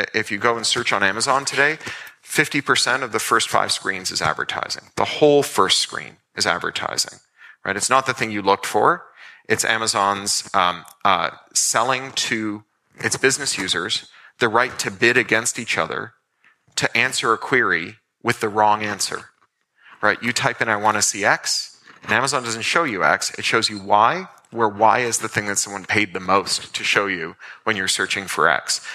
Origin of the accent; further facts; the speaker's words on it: Toronto, Ontario, Canada; when I was a kid growing up in Toronto